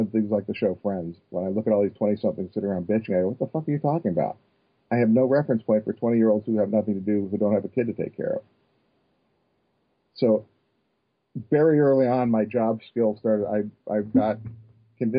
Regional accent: Northern California, United States; I grew up in Northern California

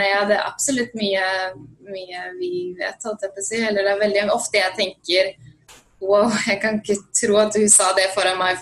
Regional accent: Svelvik, Buskerud, Norway; moved away as an adult; now in Los Angeles, United States; Jeg er fra Svelvik opprinnelig, eller Nesbygda, som er midt mellom Drammen og Svelvik

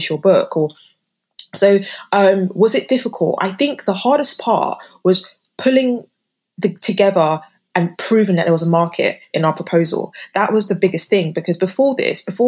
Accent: United Kingdom; living and growing up in Britain

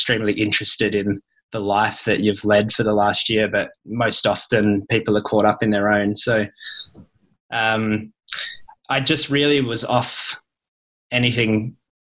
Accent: Tom Price, Western Australia, Australia; also born or lived in Perth; I'm from an even smaller place than Perth. I was born up in Tom Price, which is a tiny town in the north

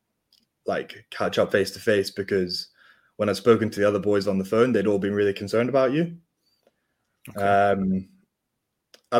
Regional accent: Scotland, United Kingdom; we were the Scottish guys

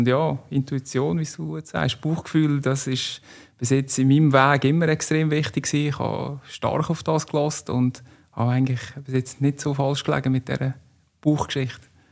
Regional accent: Stansstad, Nidwalden, Switzerland; now in Canton of Zug, Switzerland; aufgewachsen in Standstadt, Kanton Nidwalden

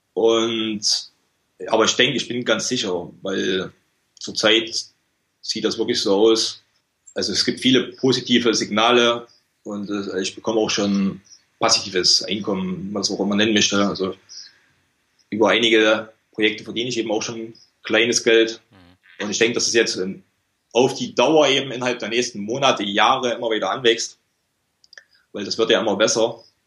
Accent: small village near Gera, Thuringia, Germany; moved away as an adult; now in Malaga, Spain; ich bin aus einem ganz kleinen Dorf in der Nähe von Gera

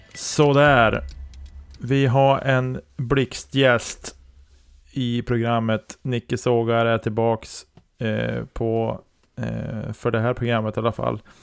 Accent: Storuman, Västerbotten County, Sweden; also born or lived in Sorsele / Holmsund; jag föddes ju i Sorsele och sen flyttade vi till Storuman

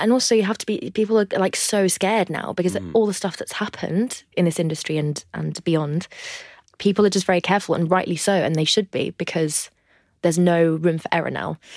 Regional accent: France; now in London, United Kingdom; I grew up in the northwest of France in a place called the Loire Valley

